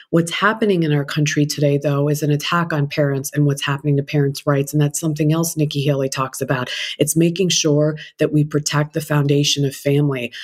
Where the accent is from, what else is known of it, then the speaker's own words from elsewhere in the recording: India; now in United States; I'm an Indian immigrant